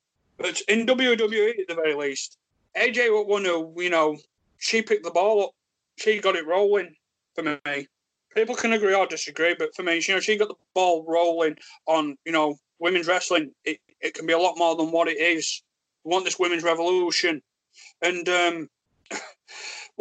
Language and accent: English; Yorkshire and the Humber, United Kingdom; accent: thick Yorkshire; thick Yorkshire accent